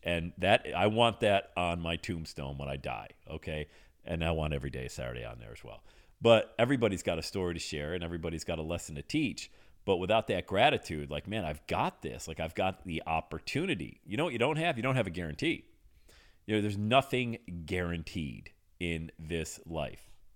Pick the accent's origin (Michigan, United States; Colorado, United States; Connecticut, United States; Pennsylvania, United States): Pennsylvania, United States; Western; I grew up in Western Pennsylvania